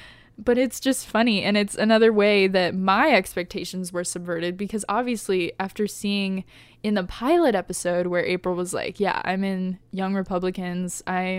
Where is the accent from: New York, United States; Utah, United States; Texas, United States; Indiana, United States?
Indiana, United States; like it feels very Midwest for me because I grew up in Indiana